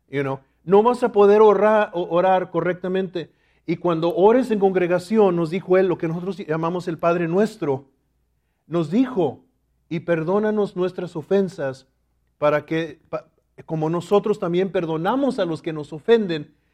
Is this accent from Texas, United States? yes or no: yes; Laredo, Texas, United States; yo recuerdo cuando era niño y vivíamos en Laredo, Texas, mi padre, que era mexicano también, él siempre tenía en su corazón regresar a México.